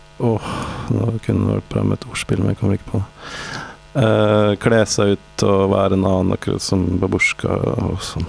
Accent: Norway; Vi er fra Norge

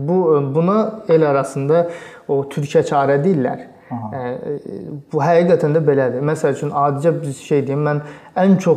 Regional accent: Azerbaijan; mən Azərbaycanlıyam.

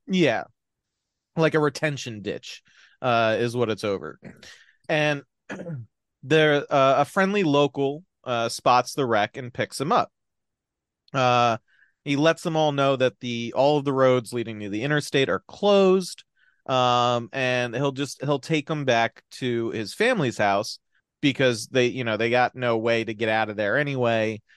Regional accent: New Jersey, United States; I'm from New Jersey

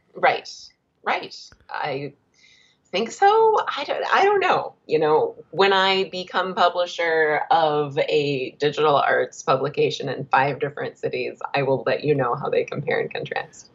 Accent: Big Rapids, Michigan, United States; I grew up in a small town. I grew up in Big Rapids

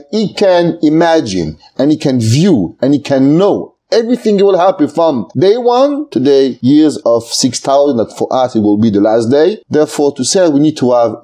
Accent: Aix-les-Bains, Auvergne-Rhône-Alpes, France; moved away as an adult; also born or lived in Marseille, France / Paris, France / Lakewood, New Jersey, United States; I grew up in France, in a small city, it's called Aix-les-Bains, in Savoie

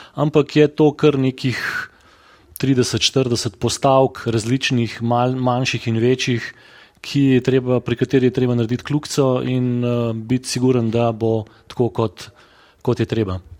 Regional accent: Škofja Loka, Upper Carniola, Slovenia; smo škofeločani zadovoljni z bivanjem, z življenjem v mestu

